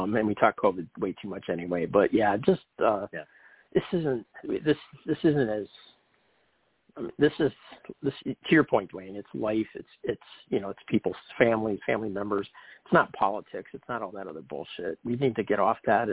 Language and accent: English; Detroit, Michigan, United States; now in Tampa, United States; growing up in Detroit, which, you know, has the moniker of Hockey Town